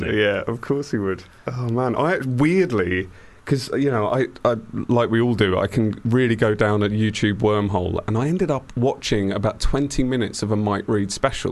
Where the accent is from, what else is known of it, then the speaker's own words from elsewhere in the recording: Beckenham, London, United Kingdom; I grew up in Beckenham